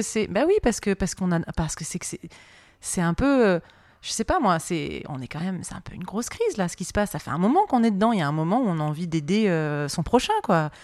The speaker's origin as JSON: {"language": "French", "town": "Marseille", "region": "Provence-Alpes-Côte d'Azur", "country": "France", "said": "chez moi à Marseille"}